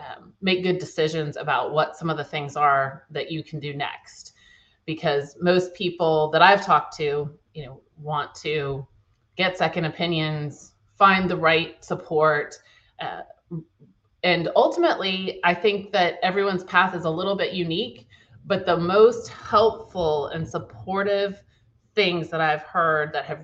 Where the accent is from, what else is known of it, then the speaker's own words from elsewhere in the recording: Charlottesville, Virginia, United States; born there; I was born in Charlottesville, Virginia, and have lived all over the country and then ended up coming back to Virginia.